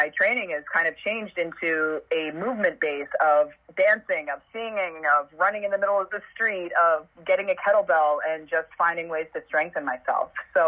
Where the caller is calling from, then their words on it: Parkdale, Ontario, Canada; I'm from the basement in from Parkdale, Ontario, Canada. So I'm at home, of course.